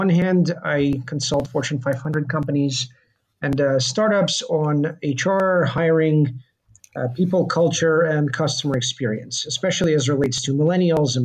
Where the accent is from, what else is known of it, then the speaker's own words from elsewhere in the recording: Kentucky, United States; English is a second language; now in New York, United States; I grew up in Kentucky